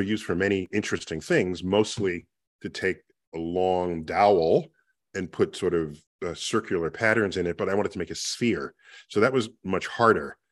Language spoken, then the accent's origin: English; New York City, New York, United States; growing up in the Bronx